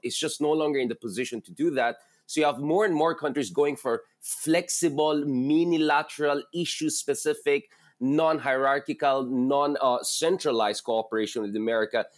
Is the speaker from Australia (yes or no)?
no; Philippines; a Filipino based in the Philippines